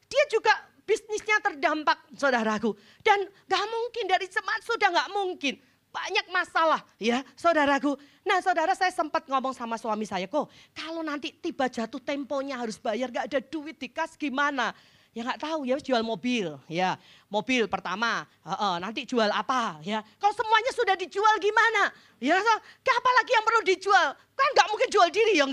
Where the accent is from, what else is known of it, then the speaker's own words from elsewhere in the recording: Jepara, Central Java, Indonesia; Saya pulang ke kampung saya, ke Jepara.